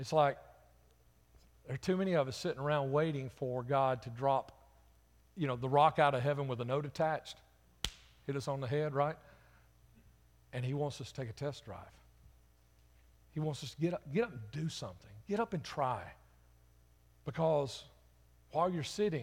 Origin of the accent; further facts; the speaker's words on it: Birmingham, Alabama, United States; I'm from Jefferson County, Birmingham